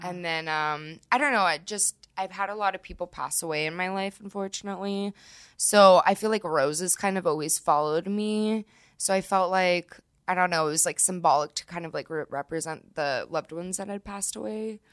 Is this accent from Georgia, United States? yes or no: no; California, United States; also born or lived in Florida; now in Colorado, United States; I'm from California, but, and then I lived in Florida for a little bit